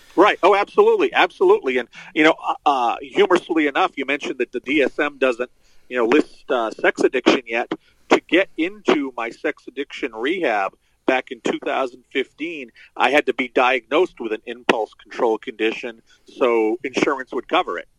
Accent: Central Maine, United States; I was uh, born and raised in uh, Central Maine. Still live here.

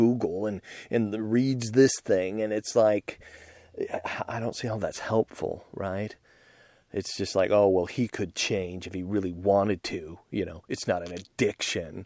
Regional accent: United States; I'm just an American dude

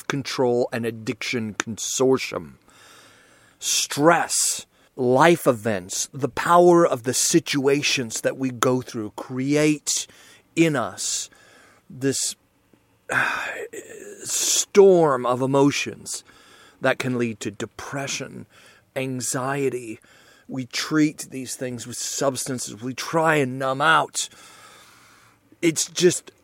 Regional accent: United States

